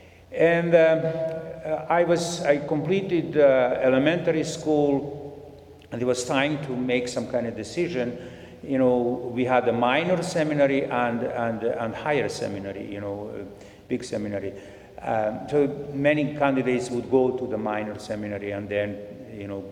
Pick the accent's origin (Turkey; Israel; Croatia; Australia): Croatia; moved away as an adult; also born or lived in Bosnia / Zagreb, Croatia; now in Edmonton, Canada; I was born in Bosnia. Mm-hmm. My parents moved to Croatia. And then from Croatia, in Croatia, you know, we lived mm-hmm. there